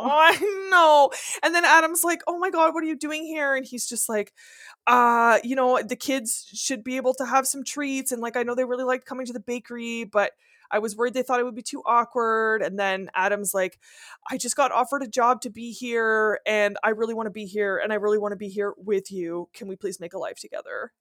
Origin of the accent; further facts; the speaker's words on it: Canada; accent: French (Quebec); first language French; English is a second language; I'm French Canadian, raised Catholic, literally went to a high school in a convent